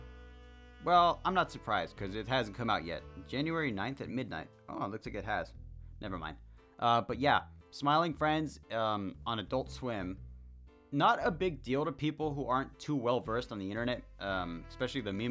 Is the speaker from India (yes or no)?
no; Mexico; accent: heavy accent; Sorry for my heavy accent, I guess. I just happen to be Mexican.